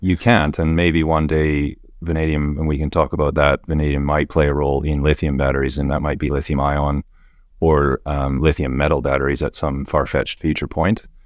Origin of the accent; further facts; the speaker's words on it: Western Canada, Canada; moved away as an adult; now in Perth, Australia; I grew up in Western Canada